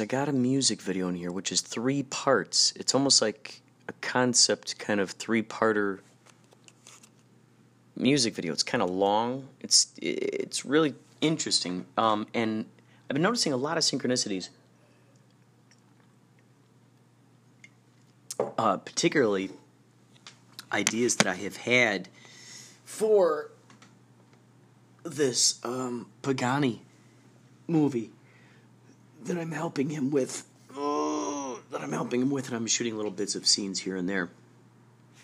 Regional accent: Carol Stream, Illinois, United States; moved away; I grew up in Carroll Stream, Illinois.

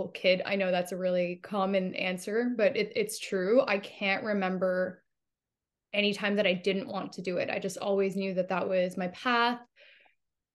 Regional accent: Canada; I'm a Canadian actress

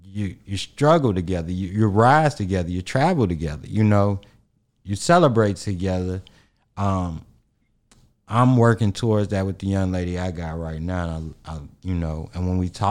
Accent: Chicago, Illinois, United States; we grew up in Chicago, we grew up with the Doug Banks and the Tom Joyners before they was national

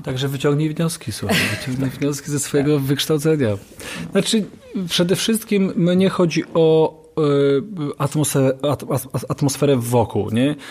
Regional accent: Katowice, Silesian Voivodeship, Poland; ja jestem z Ligoty po prostu, mm, ze Starówki

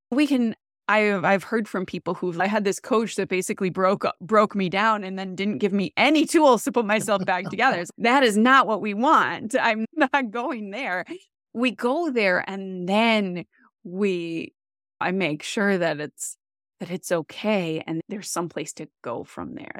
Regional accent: Wisconsin, United States; moved away as an adult; also born or lived in Boston; I am from Wisconsin

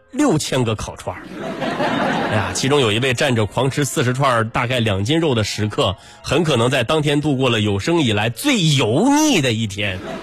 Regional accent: China; 我们中国人

